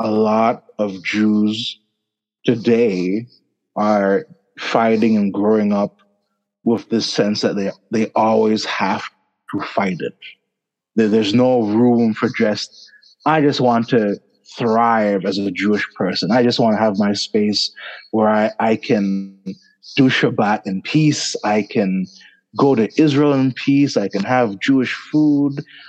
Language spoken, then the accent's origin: English; Canada; accent: Jamaican; My parents immigrated to Canada. I was born in Canada. They've been here probably 30 years now. But yeah, I grew up here, born here. People claim I have a Jamaican accent.